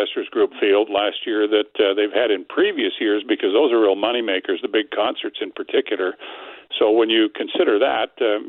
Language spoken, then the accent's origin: English; Regina, Saskatchewan, Canada; now in Winnipeg, Canada; I grew up in Regina. I've lived here for over 40 years.